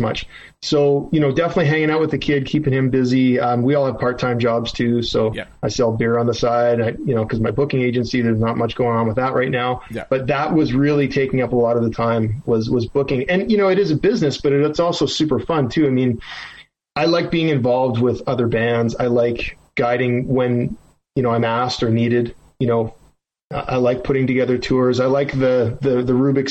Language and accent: English; Canada; being a Canadian guy